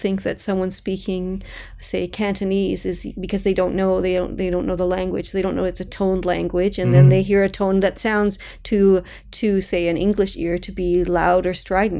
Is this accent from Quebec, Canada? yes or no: no; Toronto, Ontario, Canada; also born or lived in Mississauga; I grew up in Etobicoke, in Mississauga.